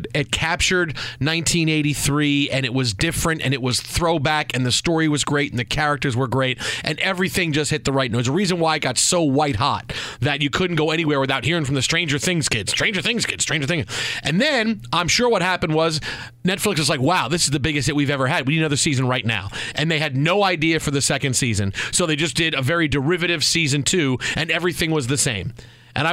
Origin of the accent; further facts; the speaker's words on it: New York City, New York, United States; I grew up on Staten Island.